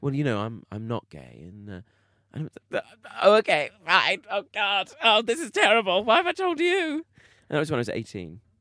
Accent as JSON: {"language": "English", "town": "Bromley", "region": "London", "country": "United Kingdom", "said": "I am from South London, Bromley. I'm from a place called Bromley"}